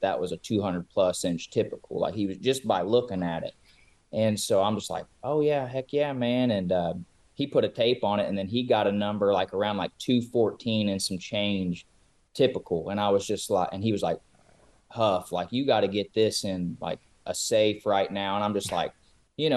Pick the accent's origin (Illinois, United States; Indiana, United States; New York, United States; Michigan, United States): Indiana, United States; southeastern; I'm from Indiana, southeastern Indiana